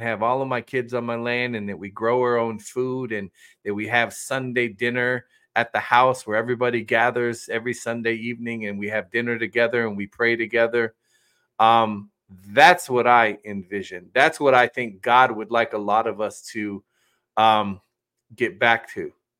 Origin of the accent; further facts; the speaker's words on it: West Virginia, United States; also born or lived in North Dakota; People in my home state are beautiful people. I love my Mountaineers.